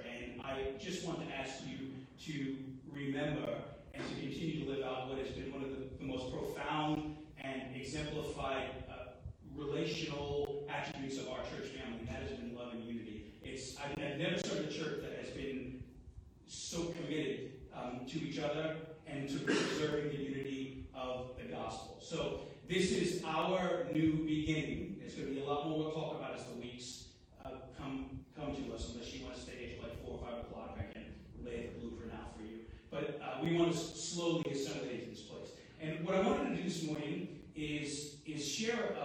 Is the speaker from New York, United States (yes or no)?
yes; New York, United States; moved away; also born or lived in New Orleans; being a New Yorker